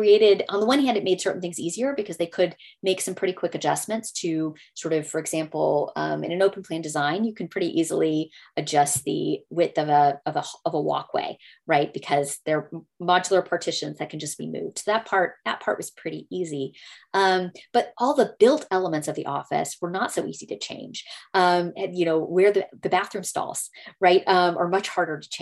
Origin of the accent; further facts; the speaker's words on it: Texas, United States; I'm from Texas